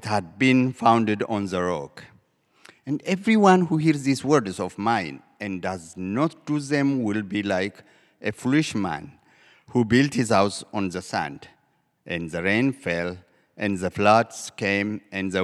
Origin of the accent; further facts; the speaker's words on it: Ethiopia; moved away; I am originally from Ethiopia